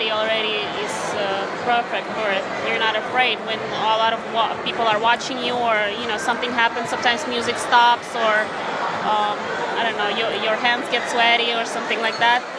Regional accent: Ukraine; moved away; I'm from Ukraine originally, so I grew up learning uh, classical ballet and uh, Ukrainian folk dance.

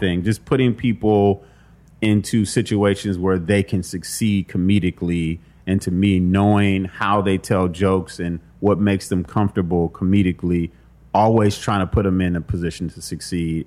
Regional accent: Compton, California, United States; I grew up in Compton and I had a mom who was very protective

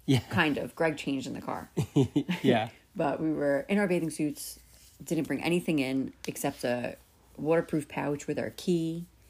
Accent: New York, United States; But we're from New York

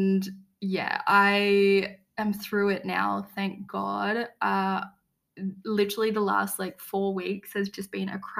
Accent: Australia; moved away as an adult; now in Tirana, Albania; I am from Australia. Even now that I'm living in Europe

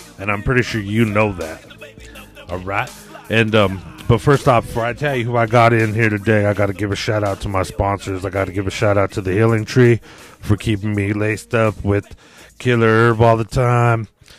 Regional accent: Pueblo, Colorado, United States; You don't ever, growing up here, because I'm not from Denver.

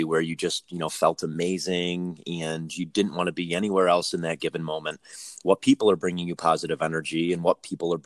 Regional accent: Northeast, United States; moved away; I come from the Northeast where there's a big perception around like working and not working.

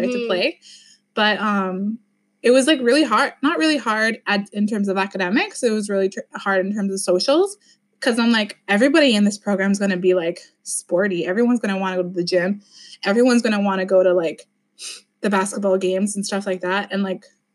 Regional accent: Sault Ste. Marie, Ontario, Canada; moved away as an adult; now in Toronto, Canada; I grew up in Sault Ste. Marie

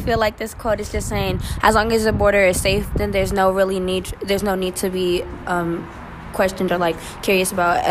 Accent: United States; I am an American citizen

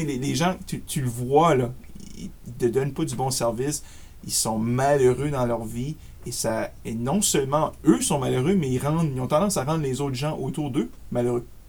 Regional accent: Acadia, Canada; accent: Acadian; also born or lived in Ottawa suburbs, Ontario; now in Ottawa, Canada; je suis acadien de souche, si vous voyez un petit peu mon accent acadien

